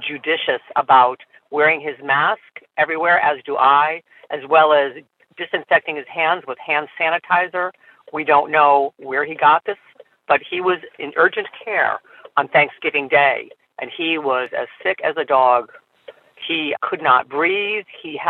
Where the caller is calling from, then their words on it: Burlington, Wisconsin, United States; I'm calling from Burlington, Wisconsin.